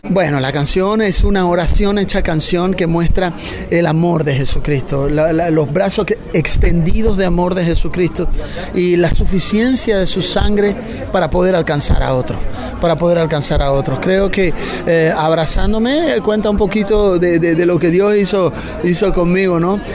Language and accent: Spanish; Bolivia; venimos de, Bolivia, de Bolivia